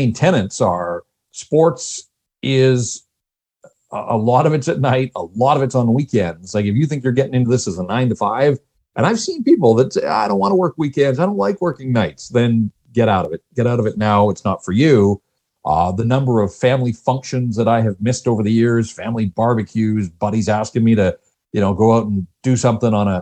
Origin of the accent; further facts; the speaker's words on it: North Vancouver, British Columbia, Canada; I'm born and raised in North Vancouver, and so this is home for me